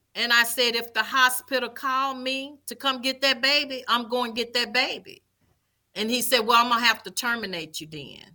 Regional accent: Vicksburg, Mississippi, United States; also born or lived in Jackson, Mississippi; I am originally from Vicksburg, Mississippi, born and raised.

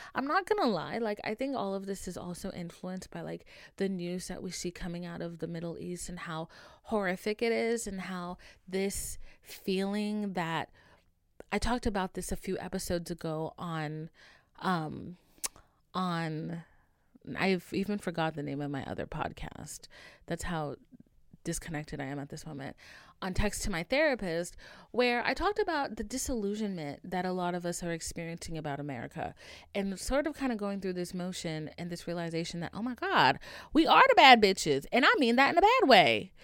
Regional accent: Haiti; moved away; I was raised in Haiti, like, for a good bit of my life

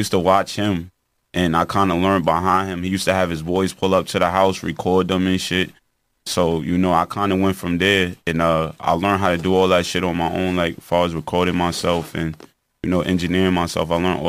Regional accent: Riverhead, New York, United States; I was born and raised in Riverhead, you know, Riverhead, New York. And my upcoming was like, I came up in a trap. You know, I came up in the slums, in the hood.

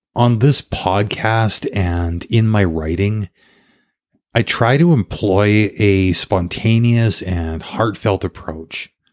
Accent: Canada; also born or lived in South Africa / Paraguay; being Canadian

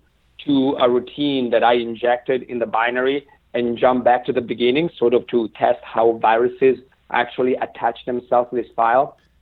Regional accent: Italy; moved away as an adult; now in Santa Barbara, United States; I'm Italian. I was born and raised in Italy. I moved in 97 to UC Santa Barbara for a brief postdoc. Okay. 20 years later, I'm still there.

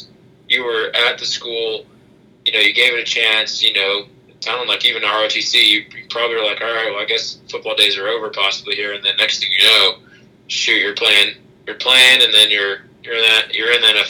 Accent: Alabama, United States; I'm from Alabama. I actually live in Dothan

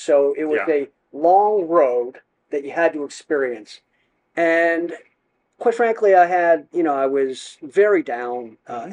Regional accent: Pittsburgh, Pennsylvania, United States; moved away as an adult; now in Philadelphia, United States; I am originally from Pittsburgh. I live in Philadelphia now

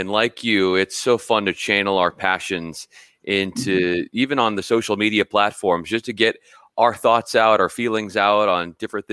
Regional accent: Los Angeles, California, United States; also born or lived in Spokane, Washington / Memphis, Tennessee; I came out here to LA where I'm from. I'm from Southern California

